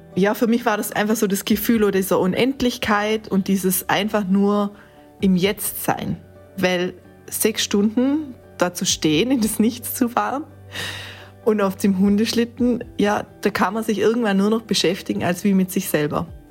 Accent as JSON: {"language": "German", "area": "Montafon", "region": "Vorarlberg", "country": "Austria", "said": "komme aus dem schönen Montafon"}